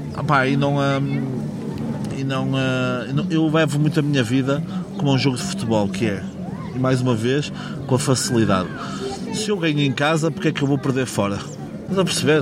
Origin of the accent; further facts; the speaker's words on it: Portugal; meu país. Porque Portugal é um país